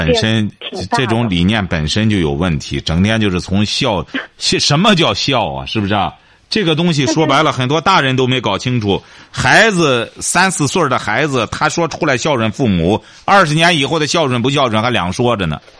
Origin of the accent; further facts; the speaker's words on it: China; 所以说，这就是我们中国人有的时候给给外国的校长写信，就觉得奇怪，为什么他会接见我呢？